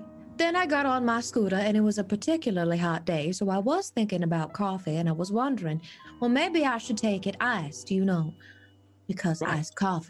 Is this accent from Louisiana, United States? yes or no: yes; Baton Rouge, Louisiana, United States; Born and raised in Baton Rouge.